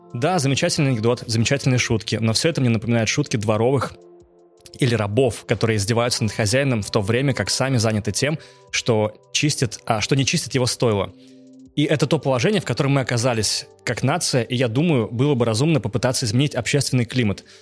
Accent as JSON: {"language": "Russian", "town": "Naberezhnye Chelny", "region": "Tatarstan", "country": "Russia", "tie": "born or raised there", "said": "я учился и жил в Челнах, набережных Челнах"}